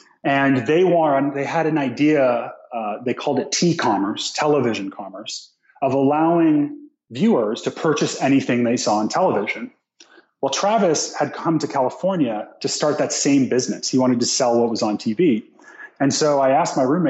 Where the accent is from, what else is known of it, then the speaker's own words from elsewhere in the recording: Nova Scotia, Canada; moved away; also born or lived in Toronto, Canada; I'm from Nova Scotia, Canada.